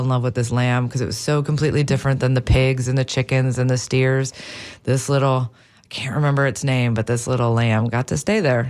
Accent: Wisconsin, United States; now in St. Petersburg, United States; I grew up in Wisconsin, so up there, the animals are a lot different than here

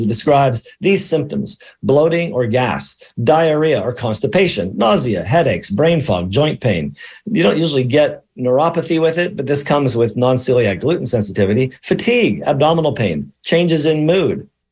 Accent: Allegheny Mountains, central Pennsylvania, United States; moved away; broadcasting today from the high atop the Allegheny Mountains in central Pennsylvania. I'm in my hometown

